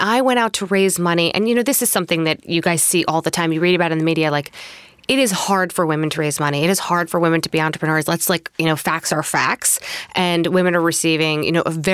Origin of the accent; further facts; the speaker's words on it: Long Island, New York, United States; also born or lived in Springfield, Illinois; I grew up mostly in Long Island